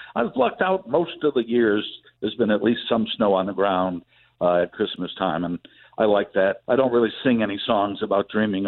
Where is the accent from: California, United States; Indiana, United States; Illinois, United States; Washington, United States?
Illinois, United States; Chicago; moved away; also born or lived in the South; I was born and raised in Chicago, and most of the family is still up there.